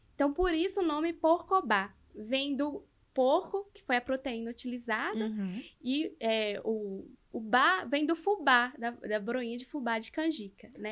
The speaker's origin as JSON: {"language": "Portuguese", "region": "north of Minas Gerais", "country": "Brazil", "accent": "a bit like Bahian", "moved": "yes", "lives_now": "Belo Horizonte, Brazil", "said": "eu sou do norte de Minas"}